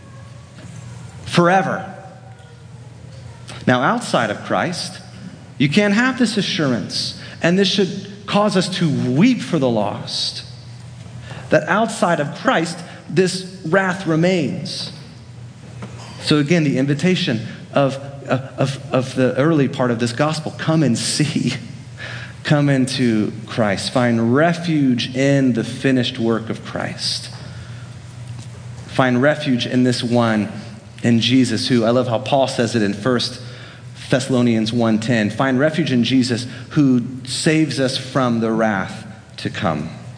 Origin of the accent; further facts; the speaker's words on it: Central Florida, United States; I grew up in Central Florida, just down the road from Disney World